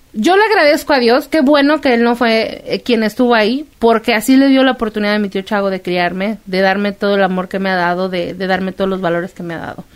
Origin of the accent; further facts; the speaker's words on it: Guadalajara, Jalisco, Mexico; en Guadalajara, yo soy de Guadalajara